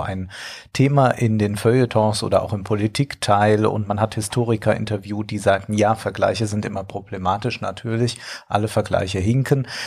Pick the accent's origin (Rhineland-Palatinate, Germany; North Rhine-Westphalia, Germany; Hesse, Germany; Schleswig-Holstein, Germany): Rhineland-Palatinate, Germany; Ich als Rheinland-Pfälzer